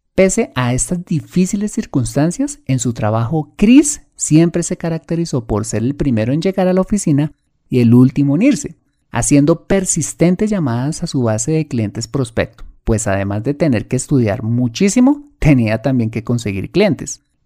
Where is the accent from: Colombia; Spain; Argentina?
Colombia